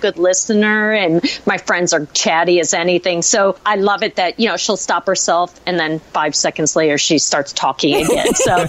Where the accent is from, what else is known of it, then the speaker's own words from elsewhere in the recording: Syracuse, New York, United States; I was born and raised in Syracuse.